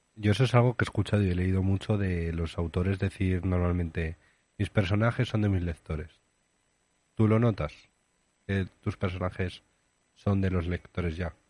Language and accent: Spanish; Aragon, Spain; ¿Te vendrías a mi pueblo? Que es un pueblo chico. Bueno, ya conoces mi pueblo. ¿Te vendrías a Campi de Aragón?